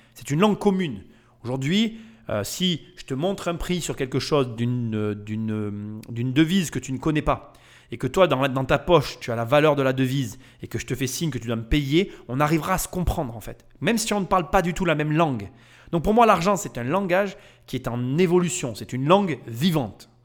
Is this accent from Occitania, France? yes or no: yes; Nîmes, Occitania, France; je viens de la ville de Nîmes